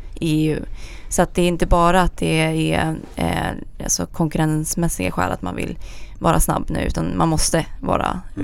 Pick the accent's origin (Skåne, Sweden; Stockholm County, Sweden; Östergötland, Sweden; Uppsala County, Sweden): Stockholm County, Sweden; Sigtuna; also born or lived in Gothenburg; jag kommer från Sigtuna